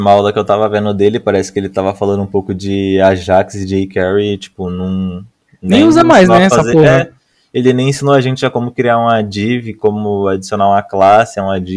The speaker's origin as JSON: {"language": "Portuguese", "town": "Mauá", "region": "São Paulo", "country": "Brazil", "said": "Cara, eu sou, daqui, eu sou, daqui, de Mauá, aqui, região do ABC Paulista."}